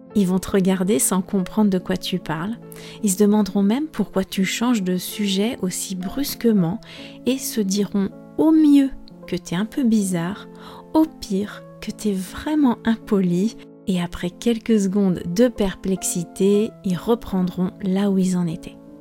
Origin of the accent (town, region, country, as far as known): France